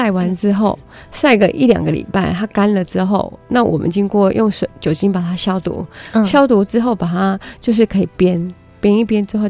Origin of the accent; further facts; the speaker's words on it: Puli, Nantou County, Taiwan; 是土生土长的南投埔里在地人。